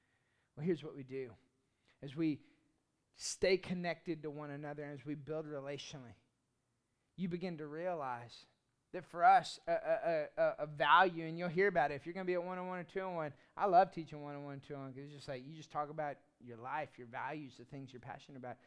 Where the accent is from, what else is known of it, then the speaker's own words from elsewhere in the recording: Austin, Texas, United States; I grew up in Austin, Texas